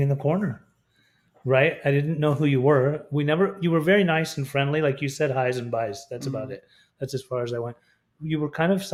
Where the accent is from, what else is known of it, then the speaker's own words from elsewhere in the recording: Salt Lake City, Utah, United States; moved away; I was raised in Salt Lake City, Utah